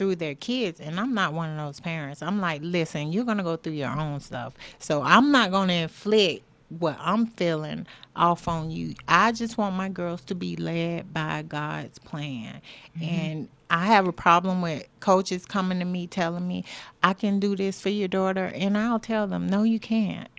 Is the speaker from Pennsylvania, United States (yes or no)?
no; Florida, United States; we're from Florida, and in Florida, you had to play tackle football at 6 years old.